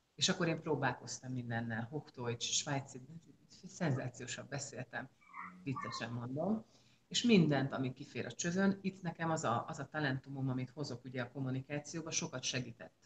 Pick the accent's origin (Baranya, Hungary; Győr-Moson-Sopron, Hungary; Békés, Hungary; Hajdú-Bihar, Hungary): Győr-Moson-Sopron, Hungary; Győr; moved away as an adult; also born or lived in Miskolc / Switzerland; 40 éve ott születtem, és ott nőttem föl